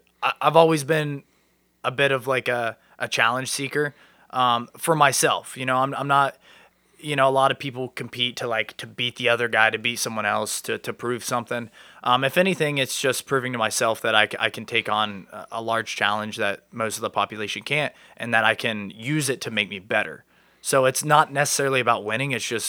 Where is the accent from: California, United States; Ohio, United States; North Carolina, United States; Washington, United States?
Ohio, United States; New Lexington; I'm from New Lexington, Ohio. It's down by Hocking Hills area. Small town vibes.